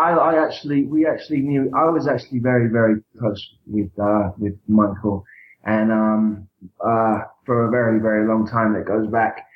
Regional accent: Brighton, South East England, United Kingdom; I was born in December of '76, and I in Brighton, in England

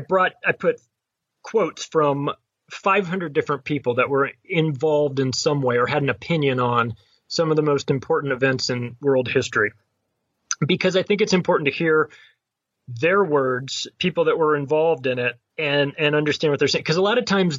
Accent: United States; as an American

